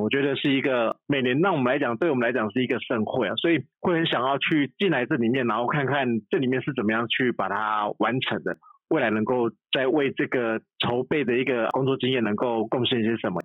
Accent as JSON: {"language": "Chinese", "region": "Changhua County", "country": "Taiwan", "said": "我只是一个来自彰化的低调的大叔，然后其实我们彰化是一个很贫瘠的沙漠"}